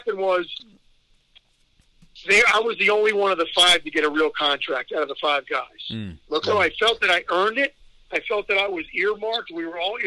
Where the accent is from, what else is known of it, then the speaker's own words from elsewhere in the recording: Philadelphia, Pennsylvania, United States; I'm not doing jobs in front of my hometown again